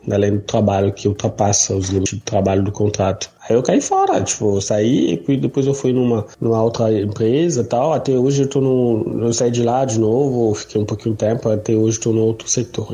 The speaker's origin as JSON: {"language": "Portuguese", "country": "DR Congo", "moved": "as an adult", "lives_now": "Brazil", "said": "eu sou da República Democrática do Congo. Faz exatamente cinco anos que eu estou no Brasil"}